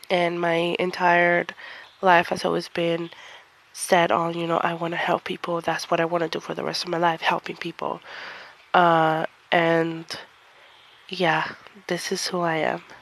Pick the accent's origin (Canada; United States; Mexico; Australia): Mexico; I came from Mexico, so I'm Mexican descent.